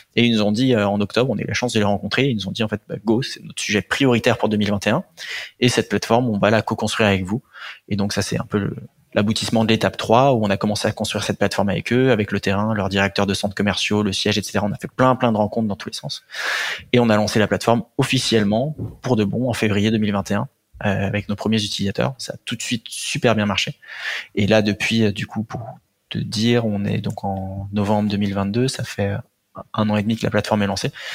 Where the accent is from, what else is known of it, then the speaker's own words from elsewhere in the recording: Antony, Île-de-France, France; je viens d'Antony, c'est dans le 92, banlieue, banlieue sud, euh, parisienne. Euh, j'ai grandi là-bas toute ma vie.